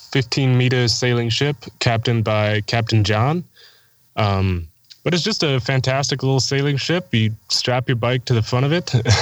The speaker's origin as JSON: {"language": "English", "town": "Ashland", "region": "Wisconsin", "country": "United States", "said": "I'm from Ashland, Wisconsin. I'm 24 years old. I have been riding motorcycles since I was 18. I went to college in Ashland, Wisconsin"}